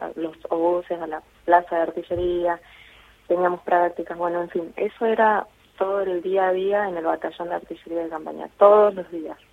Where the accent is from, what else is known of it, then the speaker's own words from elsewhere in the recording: Jujuy, Argentina; moved away as an adult; also born or lived in Buenos Aires; now in Punta Alta, Argentina; yo vengo de Jujuy